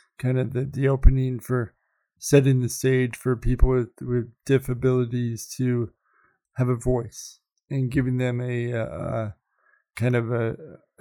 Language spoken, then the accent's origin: English; Iowa, United States; now in Denver, United States; growing up in Iowa